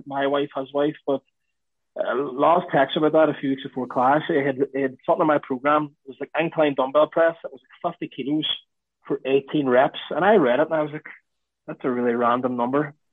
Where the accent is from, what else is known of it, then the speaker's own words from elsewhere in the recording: Ireland; being Irish